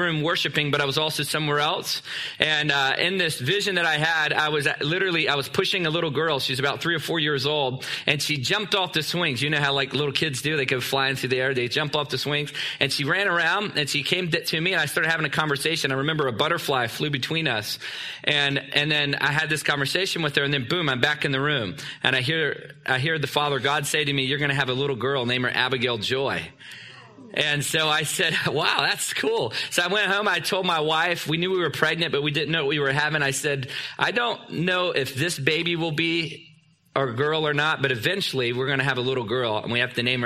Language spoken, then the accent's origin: English; Newport News, Virginia, United States; moved away as an adult; also born or lived in Canada; I'm from Virginia. Newport News, Virginia.